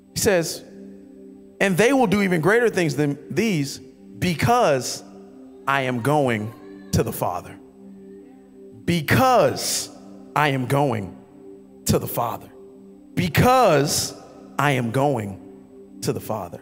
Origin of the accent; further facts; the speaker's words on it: Miami Gardens, Florida, United States; I'm a dude from Carroll City